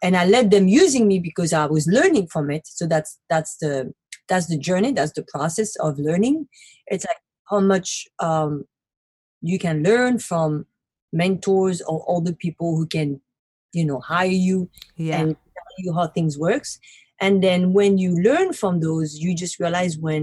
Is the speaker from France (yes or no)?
yes; Paris, Île-de-France, France; moved away as an adult; also born or lived in Brooklyn, New York City; now in New York City, United States; Born and raised in Paris and moved to America in 2008 to make my dream come true